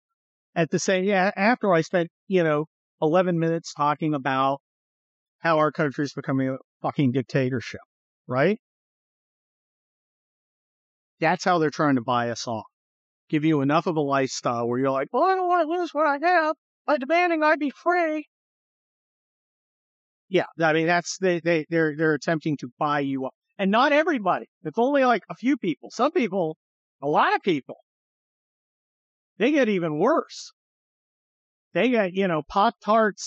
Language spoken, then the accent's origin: English; California, United States; growing up in the California